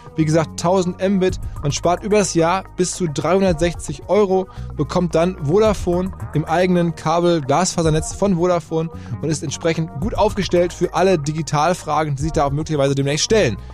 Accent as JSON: {"language": "German", "town": "Essen", "region": "North Rhine-Westphalia", "country": "Germany", "tie": "born or raised there", "said": "Ich bin selber in Essen im Fußballverein quasi aufgewachsen"}